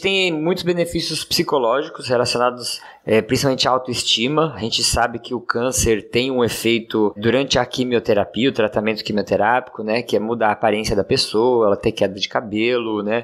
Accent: Praia Grande, São Paulo, Brazil; sou aqui de Praia Grande, São Paulo

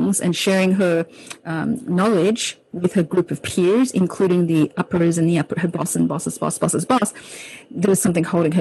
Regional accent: Sydney, New South Wales, Australia; also born or lived in Hong Kong; I was born in Hong Kong, and when I was 7 years old, I moved to Sydney, Australia with my family

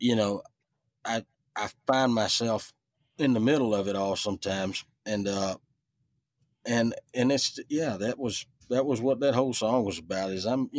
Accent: Ellaville, Georgia, United States; also born or lived in Americus, Georgia / Richland, Georgia; I grew up in Ellaville, and I was raised in Richland, Georgia

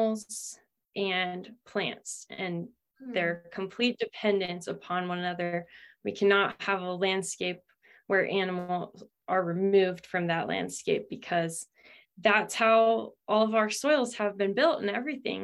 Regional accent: Ohio, United States; moved away as an adult; also born or lived in California; I'm from Ohio and was raised not on a farm or anything

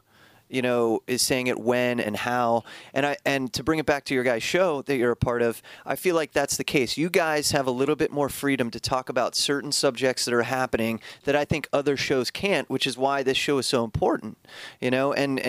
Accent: Ohio, United States; Where are you from? Ohio? Oh, no shit. Me too.

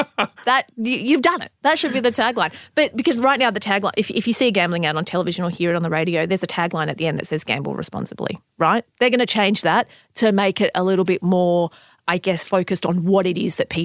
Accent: Sydney, New South Wales, Australia; I mean, I grew up in Southwest Sydney.

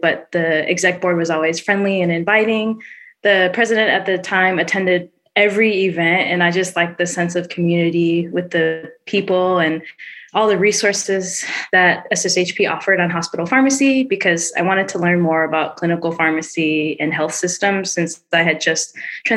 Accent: Dallas, Texas, United States; I'm originally from Dallas

